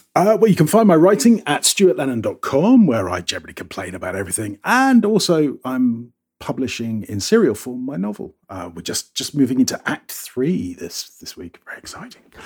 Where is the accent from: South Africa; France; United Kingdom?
United Kingdom; moved away; I'm a Brit